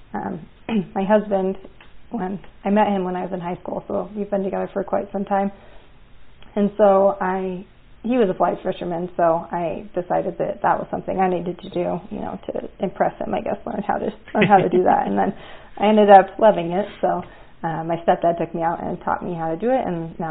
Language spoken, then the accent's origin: English; Cody, Wyoming, United States; I grew up in Cody, Wyoming